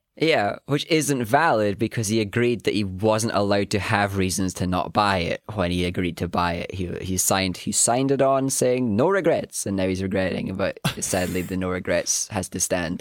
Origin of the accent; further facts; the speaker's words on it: Scotland, United Kingdom; we're Scottish